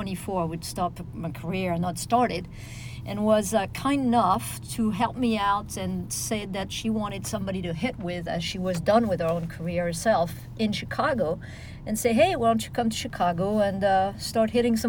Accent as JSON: {"language": "English", "town": "Nice", "region": "Provence-Alpes-Côte d'Azur", "country": "France", "tie": "born or raised there", "also_born_or_lived": "Paris", "said": "I was born in Paris, in L'Île-les-Roses, outside of Paris. Moved to Nice with my parents at age 2"}